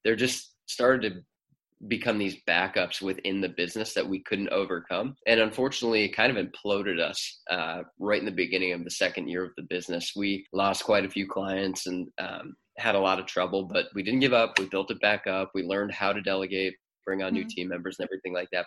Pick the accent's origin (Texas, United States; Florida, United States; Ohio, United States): Ohio, United States; Cleveland; moved away as an adult; also born or lived in Nashville, Tennessee / Athens, Ohio; We're both originally from Cleveland and we're back in Cleveland now